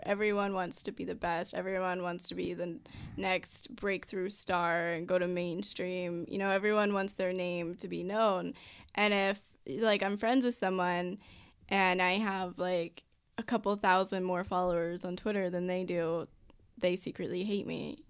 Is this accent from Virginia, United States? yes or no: yes; Virginia, United States; moved away as an adult; now in Los Angeles, United States; I'm from Virginia.